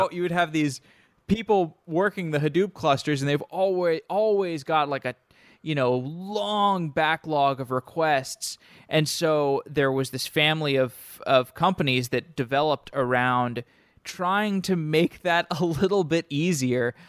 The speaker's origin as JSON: {"language": "English", "town": "Austin", "region": "Texas", "country": "United States", "moved": "yes", "said": "I'm from Austin."}